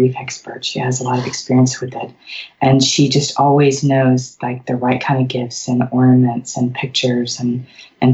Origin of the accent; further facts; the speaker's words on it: Memphis, Tennessee, United States; moved away as an adult; Memphis is it's my hometown